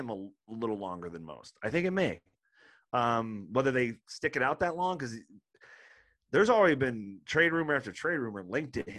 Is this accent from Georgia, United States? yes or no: no; Ashtabula, Ohio, United States; my hometown of Ashtabula